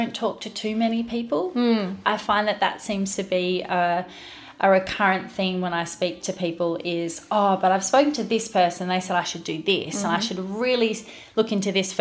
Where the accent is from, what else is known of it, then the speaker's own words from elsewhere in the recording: Queensland, Australia; also born or lived in Barossa; now in Adelaide, Australia; I'm initially from Queensland, and so when I relocated down, I went straight to the Barossa.